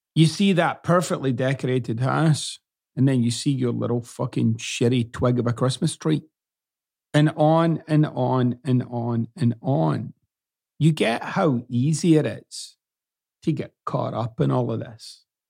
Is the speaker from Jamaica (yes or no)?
no; Scotland, United Kingdom; moved away as an adult; now in United States; I still use words that I used growing up in Scotland, and I can't get off it.